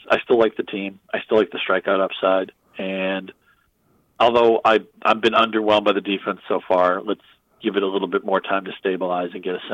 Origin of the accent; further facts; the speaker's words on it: New England, United States; I'm a Bruins fan growing up in New England.